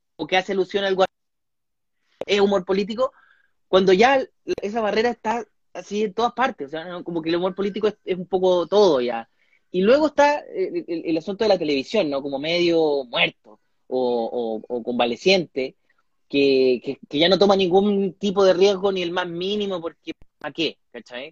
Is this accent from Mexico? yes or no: no; Chile; moved away as an adult; now in California, United States; soy un humorista chileno, actualmente radicado en el extranjero